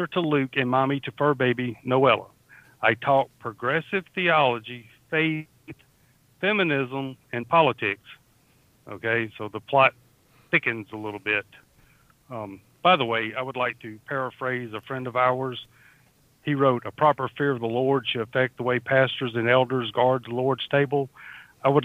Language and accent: English; Australia; also born or lived in southern United States; now in United States; I am from down under. If people haven't already figured out, I am from down under. I live in southern portion of the United States, but sometimes my dialect and my accent overwhelms my tongue